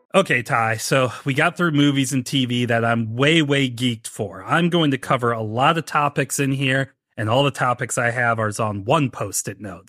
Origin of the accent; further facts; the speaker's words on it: St. Louis, Missouri, United States; I'm not from Missouri. I'm from Saint Louis